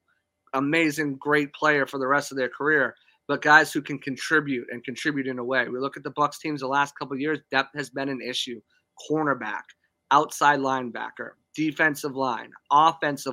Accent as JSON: {"language": "English", "town": "Boston", "region": "Massachusetts", "country": "United States", "said": "I'm from Boston"}